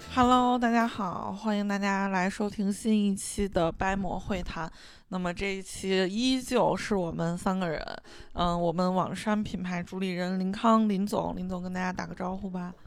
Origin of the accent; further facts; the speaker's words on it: Xi'an, Shaanxi, China; 我作为西安人